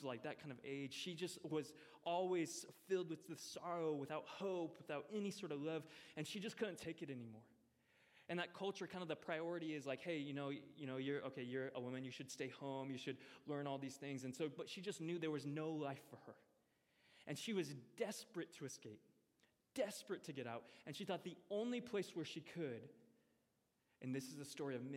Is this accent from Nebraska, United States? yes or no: yes; Omaha, Nebraska, United States; moved away; also born or lived in Missouri; I am originally from Nebraska. Yes, I was actually born and raised in Omaha, Nebraska, but I did spend about 9 years in Missouri